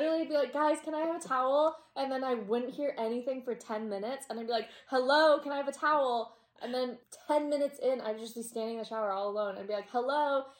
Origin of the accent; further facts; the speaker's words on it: West Coast, United States; I grew up on the West Coast.